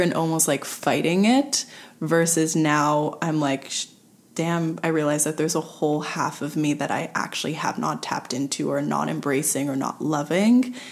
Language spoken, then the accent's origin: English; Montreal, Quebec, Canada; I was born and raised in suburbs West Island